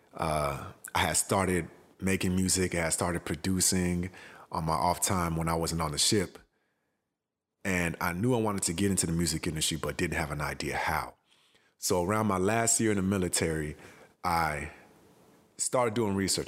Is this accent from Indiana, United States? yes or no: no; Houston, Texas, United States; moved away as an adult; also born or lived in Accra, Ghana; I was born in Accra, Ghana, and my family moved to Houston, Texas when I was four years old. So, I've been in Houston till I was about nineteen years old.